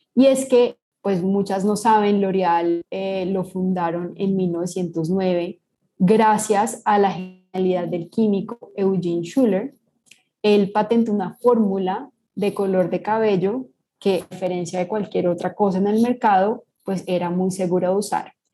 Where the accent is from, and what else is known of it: Colombia